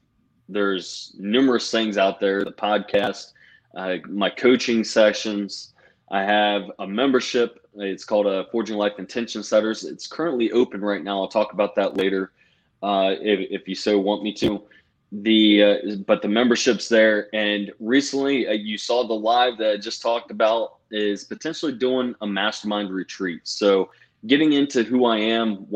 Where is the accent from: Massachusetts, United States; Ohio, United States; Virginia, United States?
Virginia, United States; Virginia Beach; moved away as an adult; also born or lived in North Carolina; now in Pennsylvania, United States; we're actually originally from Virginia Beach, big old Navy town